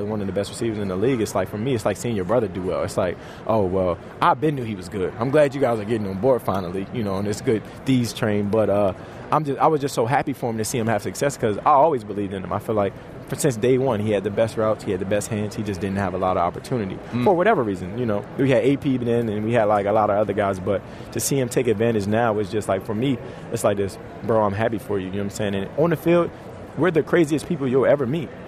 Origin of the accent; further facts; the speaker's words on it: Washington, District of Columbia, United States; moved away; I love going back home to D.C. and play. I literally love going back home to D.C. That's one of my favorite places to play. You know, my hometown, they didn't really even give me a shot